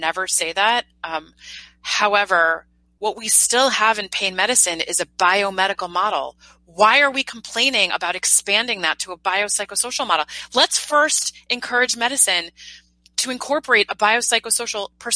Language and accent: English; New York, United States; now in San Francisco, United States; I'm a New Yorker